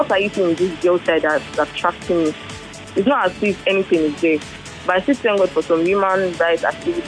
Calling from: Ekweda, Lagos, Nigeria; I'm calling from Ekweda.

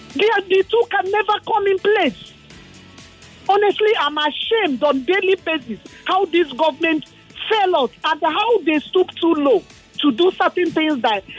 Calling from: Lagos, Nigeria; I'm calling you from Ikoyi.

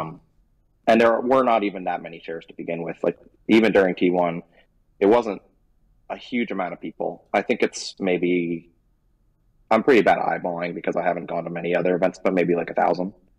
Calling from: Seoul, South Korea; I'm calling from Seoul, uh, South Korea

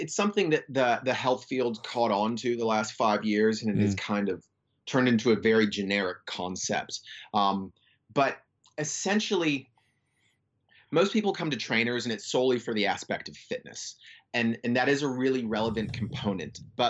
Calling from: Western Australia, Australia; Yelling up, West Australia.

